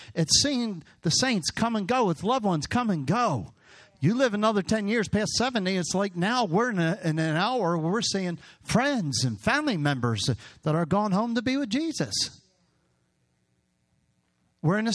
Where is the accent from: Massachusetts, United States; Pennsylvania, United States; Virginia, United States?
Pennsylvania, United States; Hatboro; moved away; I grew up on Byberry Road in Hatboro